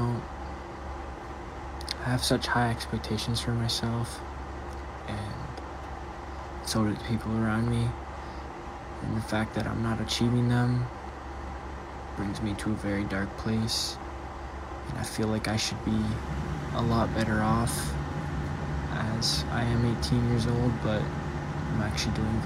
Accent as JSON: {"language": "English", "region": "Ontario", "country": "Canada", "said": "I'm from Ontario, Canada"}